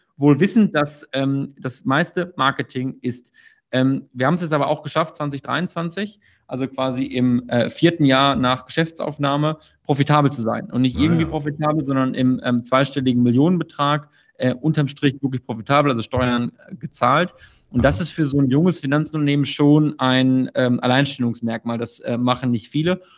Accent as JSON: {"language": "German", "area": "Münsterland", "region": "North Rhine-Westphalia", "country": "Germany", "said": "ich komme aus Münsterland"}